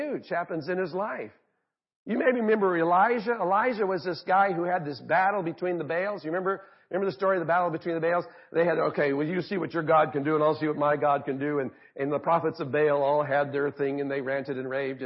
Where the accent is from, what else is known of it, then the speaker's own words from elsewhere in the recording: Arizona, United States; I grew up in Arizona